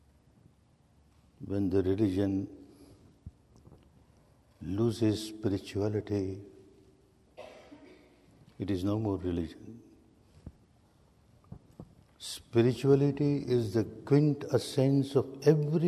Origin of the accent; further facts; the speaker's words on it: Myanmar; I was born and brought up in Burma in a very staunch, conservative, Sanatani family